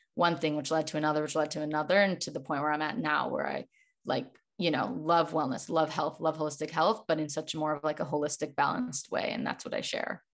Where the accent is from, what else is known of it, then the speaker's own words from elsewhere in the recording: Chicago, Illinois, United States; now in Los Angeles, United States; I live in Los Angeles, but I'm originally from Chicago